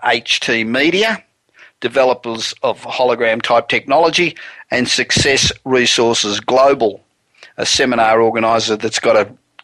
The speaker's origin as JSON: {"language": "English", "country": "Australia", "moved": "as an adult", "lives_now": "United States", "said": "I'm originally Australian, coming here 27 years ago"}